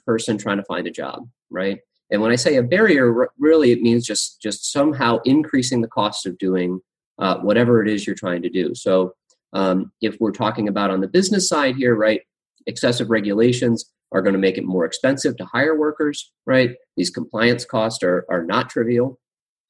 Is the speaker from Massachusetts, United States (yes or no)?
yes; Massachusetts, United States; now in Nebraska, United States; I grew up in Massachusetts, a lot more regulations than in Nebraska, where I am now.